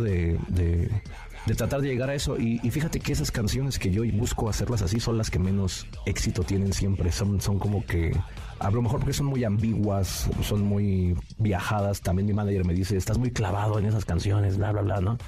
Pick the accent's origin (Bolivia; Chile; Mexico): Mexico; Nezahualcóyotl, State of Mexico; soy originario del Estado de México, ahí de Ciudad Neza